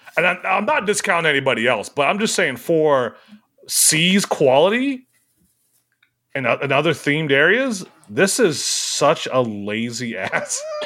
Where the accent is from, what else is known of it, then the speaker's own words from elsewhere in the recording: Ohio, United States; I'm from Ohio